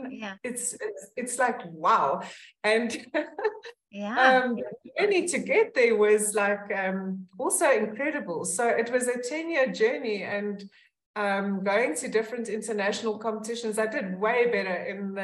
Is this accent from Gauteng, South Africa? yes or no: yes; Pretoria, Gauteng, South Africa; I grew up in Pretoria, and I still live in Pretoria